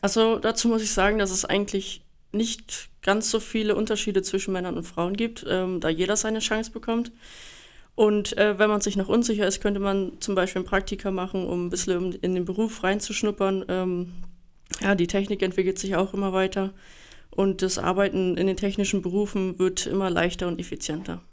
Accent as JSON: {"language": "German", "town": "Rottenburg am Neckar", "region": "Baden-Württemberg", "country": "Germany", "said": "ich komme aus Rottenburg am Neckar, bin 22 Jahre alt"}